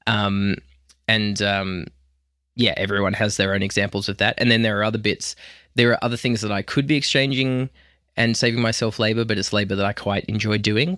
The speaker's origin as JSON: {"language": "English", "country": "Australia", "said": "I'm an Australian, so I come from a high agreeability culture as well"}